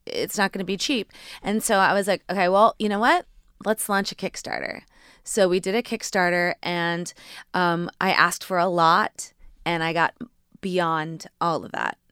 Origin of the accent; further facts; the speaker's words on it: Indiana, United States; moved away; also born or lived in New York; growing up in Indiana and moving to New York